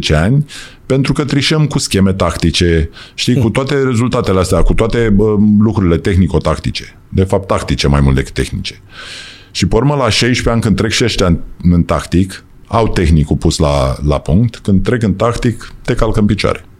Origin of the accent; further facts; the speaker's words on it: Romania; also born or lived in United States; Suntem români